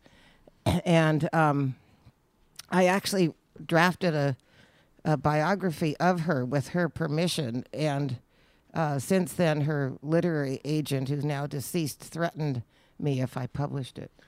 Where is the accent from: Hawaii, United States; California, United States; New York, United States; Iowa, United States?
California, United States; Berkeley; moved away as an adult; now in Sonoma, United States; I grew up in Berkeley, California.